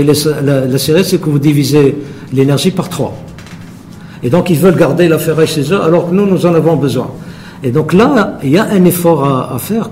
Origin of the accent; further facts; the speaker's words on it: Morocco; chez nous au Maroc